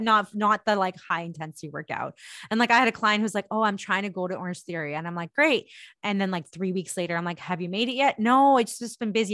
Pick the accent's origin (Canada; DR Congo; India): India; moved away; I am an Indian woman and I am an immigrant